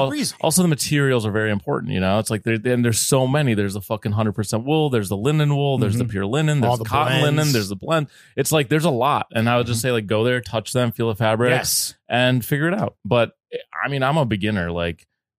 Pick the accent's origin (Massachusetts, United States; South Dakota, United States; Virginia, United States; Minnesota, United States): Minnesota, United States; moved away as an adult; now in New York, United States; I grew up in Minnesota as an Egyptian person.